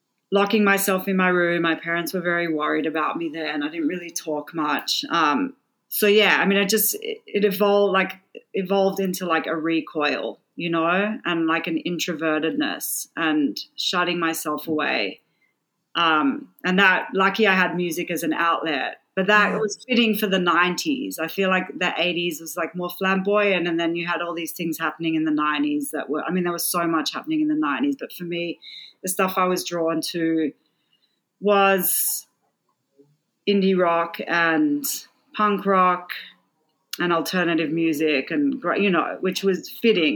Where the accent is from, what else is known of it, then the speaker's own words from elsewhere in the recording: Sydney, New South Wales, Australia; moved away as an adult; also born or lived in Melbourne; I grew up in Sydney, Australia